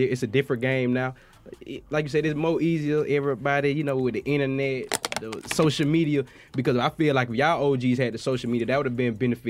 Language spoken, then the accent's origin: English; Macon, Georgia, United States; I'm from Macon, Georgia